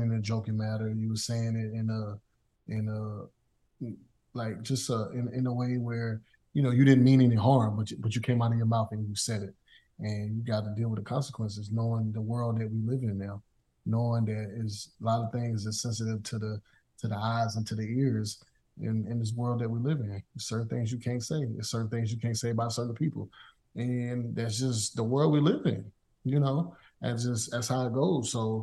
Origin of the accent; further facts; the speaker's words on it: the South, United States; me growing up in the South